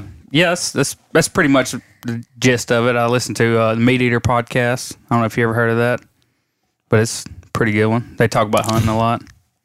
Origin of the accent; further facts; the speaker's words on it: Winnsboro, Louisiana, United States; moved away; also born or lived in Temple, Texas; I'm originally from Winnsboro, Louisiana. I've been in this area since May of 2013.